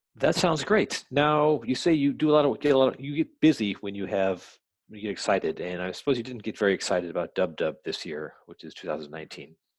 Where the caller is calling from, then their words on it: Minneapolis, Minnesota, United States; I'm calling in from Minneapolis